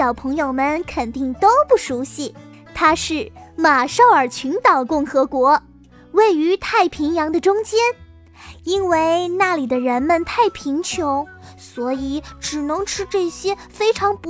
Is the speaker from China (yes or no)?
yes; China; 我们中国人在吃一大堆浓油赤酱的美味佳肴之余，其实还是会吃很多新鲜的蔬菜和水果的